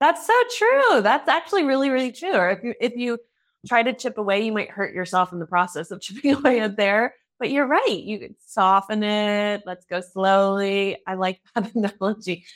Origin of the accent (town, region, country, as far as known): United States; now in Germany